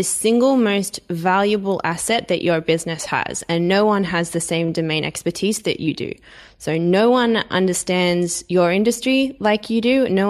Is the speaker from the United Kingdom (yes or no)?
no; Australia; born there; I am Australian by birth.